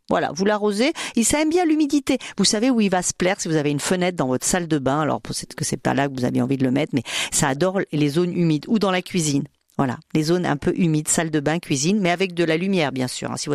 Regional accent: Martinique; non je suis de la Martinique.

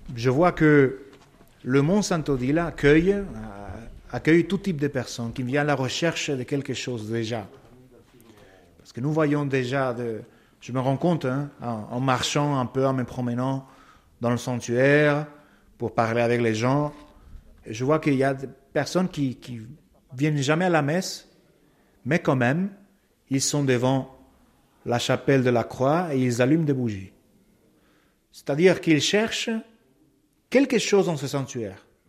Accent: Paraguay; French is a second language; moved away as an adult; now in France; chez moi au Paraguay

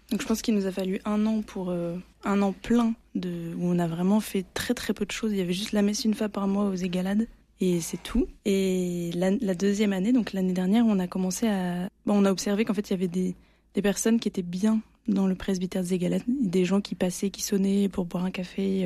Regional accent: Provence-Alpes-Côte d'Azur, France; now in Marseille, France

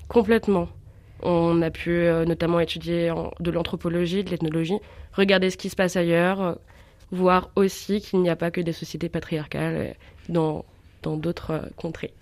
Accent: Bourg-en-Bresse, Auvergne-Rhône-Alpes, France; moved away as an adult; also born or lived in Dijon; Je suis de Bourg-en-Bresse. J'ai fait mon lycée et un bac scientifique à la Lande

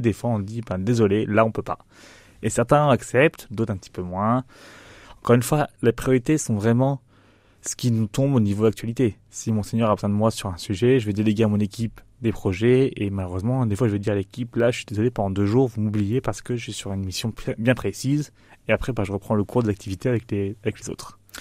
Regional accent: Nice, Provence-Alpes-Côte d'Azur, France; moved away as an adult; also born or lived in Paris; now in Châlons-en-Champagne, France; J'ai grandi à Nice

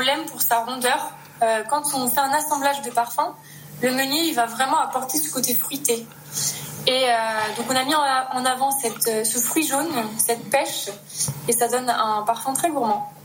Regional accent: Le Mesnil-sur-Oger, Grand Est, France; moved away as an adult; also born or lived in Paris; now in Grasse, France; je suis née en Champagne, j'ai grandi en Champagne, au Ménil-sur-Auger, où, euh, j'ai fait toute ma scolarité

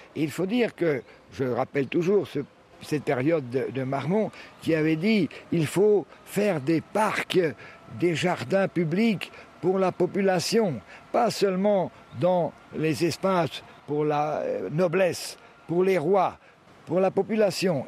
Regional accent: Croatia; also born or lived in France / Split, Croatia; moi je suis né en France, mais très tôt je suis venu ici, donc j'ai fait mes études primaires, secondaires et supérieures en Croatie

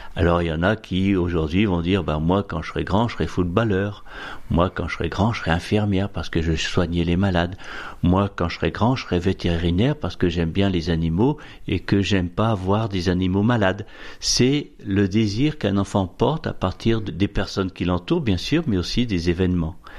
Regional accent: Boulogne-sur-Helpe, Hauts-de-France, France; moved away; also born or lived in Somme; j'ai vécu toute mon enfance dans la région de l'Avenois, un pays de bocage, une petite Normandie, on pourrait dire, un pays, d'élevage, la Vénois, et j'ai habité un, petit village qui s'appelle Boulogne-sur-Helpe, à 5 km d'Avennes-sur-Helpe

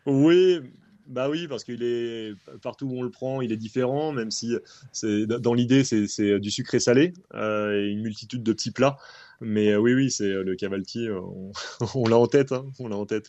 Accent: France; quand on est français

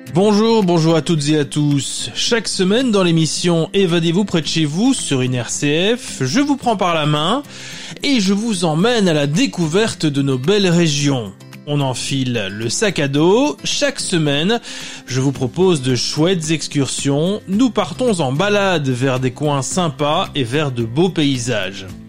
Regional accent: Belgium; chez nous, en Wallonie et à Bruxelles

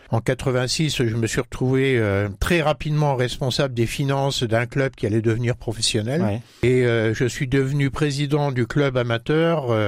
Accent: Grand Est, France; born there; now in Châlons-en-Champagne, France; j'ai franchi le cap des 70 ans, je suis né dans les Ardennes, je vis à Châlons depuis 1978

